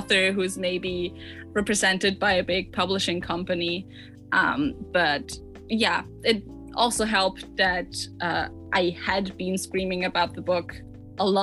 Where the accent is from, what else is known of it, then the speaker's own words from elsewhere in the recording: Austria; English is a second language; also born or lived in Vienna; if it wasn't apparent yet from my accent, I am not from America or the UK. I am from Austria. I live in Vienna